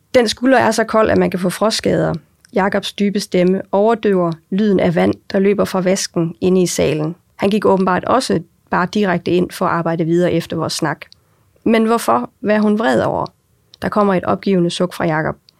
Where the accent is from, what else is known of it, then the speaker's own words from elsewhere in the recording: Aarhus, Central Denmark Region, Denmark; Jeg er jo øh, født og opvokset i og omkring Aarhus. Det får jeg også tit at vide, at man godt kan høre